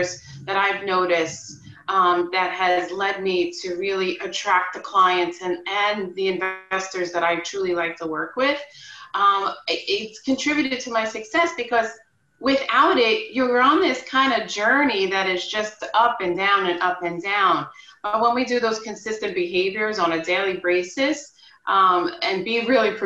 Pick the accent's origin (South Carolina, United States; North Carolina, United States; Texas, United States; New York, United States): New York, United States; Long Island; I'm born and raised on Long Island in New York